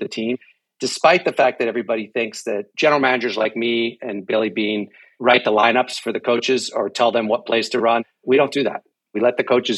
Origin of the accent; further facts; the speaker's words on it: Mexico; moved away; I grew up in Mexico